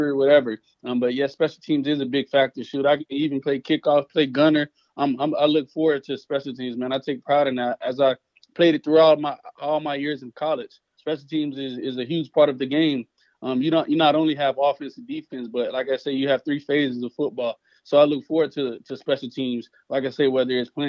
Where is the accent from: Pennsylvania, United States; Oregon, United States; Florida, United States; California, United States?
Florida, United States; Tampa; since I was a little kid, man, growing up here in Tampa, Florida